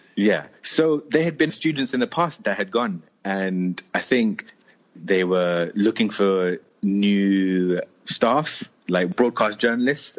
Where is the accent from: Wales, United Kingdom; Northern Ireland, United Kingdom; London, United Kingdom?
London, United Kingdom; moved away as an adult; also born or lived in Moscow / Mumbai; now in Delhi, India; I'm born and raised in London, in northwest London specifically, an area called Neasden.